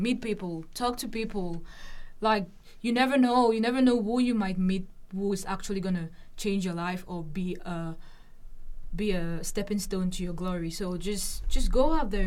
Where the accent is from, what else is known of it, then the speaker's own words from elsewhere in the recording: Cameroon; moved away as an adult; now in Lincoln, United States; I'm originally from Cameroon, and we speak French and English.